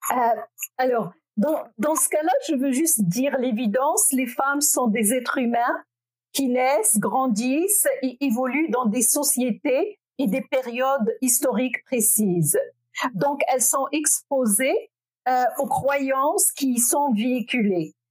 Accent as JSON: {"language": "French", "country": "Morocco", "tie": "born or raised there", "moved": "yes", "lives_now": "Quebec, Canada", "said": "je suis née au Maroc. Je fais partie de la première génération des femmes qui ont eu accès massivement à l'éducation."}